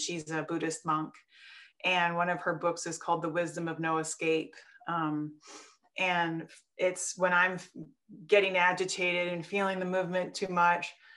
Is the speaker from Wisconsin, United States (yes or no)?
yes; Wisconsin, United States; also born or lived in Colorado; now in Portland, United States; I grew up in Wisconsin, so I'm a little bit of that farm girl